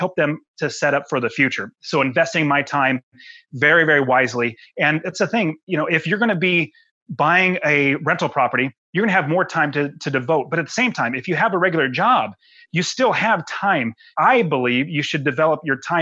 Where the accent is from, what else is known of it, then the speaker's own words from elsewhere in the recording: United States; I love being an American